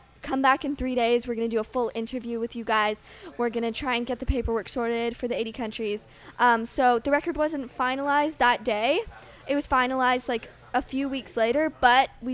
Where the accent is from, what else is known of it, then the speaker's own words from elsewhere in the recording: Canada; as a Canadian